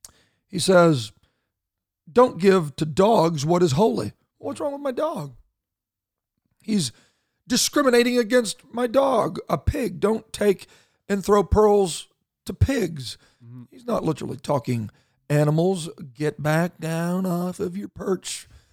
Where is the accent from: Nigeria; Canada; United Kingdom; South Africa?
Canada; And I know that we don't have a license to even talk about this, being Canadian